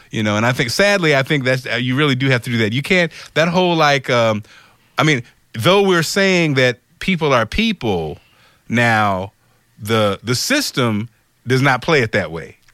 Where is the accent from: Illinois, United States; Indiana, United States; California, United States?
Illinois, United States; Springfield; also born or lived in Detroit, Michigan; I'm from Springfield, Illinois. I was born in Detroit.